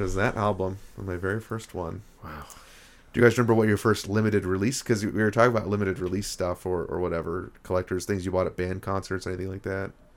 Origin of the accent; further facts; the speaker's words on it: Rochester, New York, United States; also born or lived in Parkersburg, West Virginia; now in Buffalo, United States; I'm from Rochester, New York, but my parents are from, both from the Parkersburg, West Virginia area